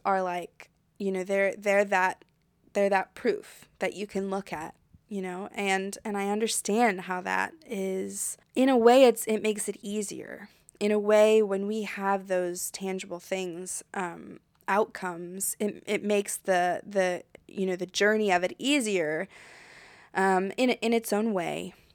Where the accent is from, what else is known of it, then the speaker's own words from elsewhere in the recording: United States; moved away as an adult; now in France; I'm American and I grew up in America